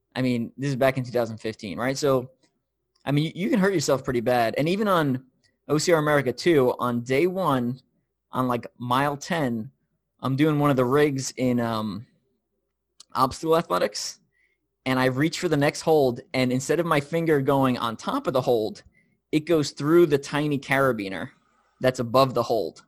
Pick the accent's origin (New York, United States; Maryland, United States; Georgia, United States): New York, United States; also born or lived in Tennessee; now in Kansas City, United States; I'm from New York. I live in Kansas City now. I've lived in Tennessee